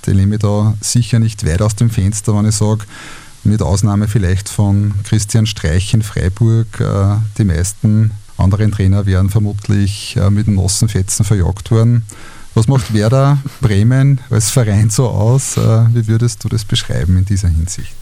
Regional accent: Linz, Upper Austria, Austria; meiner Heimatstadt

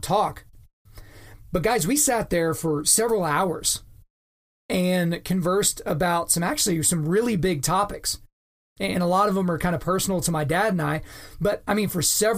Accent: Lawton, Oklahoma, United States; moved away; it's my hometown

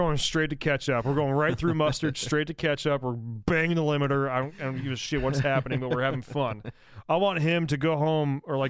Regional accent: New York, United States; Like, no, I'm from upstate New York.

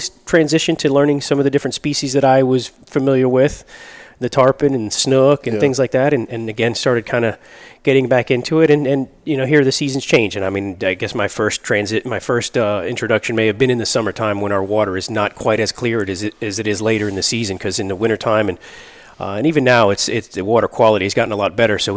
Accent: Miami, Florida, United States; moved away as an adult; now in Tampa, United States; born and raised in Miami. I got Cuban parents

